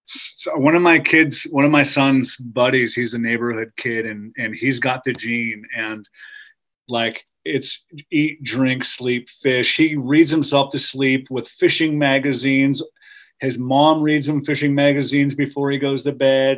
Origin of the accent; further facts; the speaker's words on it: Truckee, California, United States; grew up early years in Lake Tahoe um, in Truckee